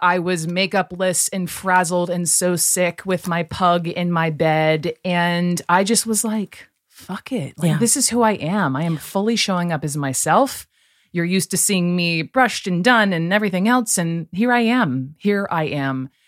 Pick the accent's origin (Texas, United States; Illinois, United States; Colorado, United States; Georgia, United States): Georgia, United States; Atlanta; also born or lived in Chapel Hill, North Carolina; growing up in Atlanta, you you know we would go to Braves games